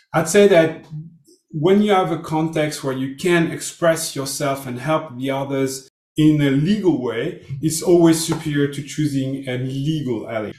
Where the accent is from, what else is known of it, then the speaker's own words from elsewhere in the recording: Brittany, France; English is a second language; I'm from France, but from the west shore of Brittany.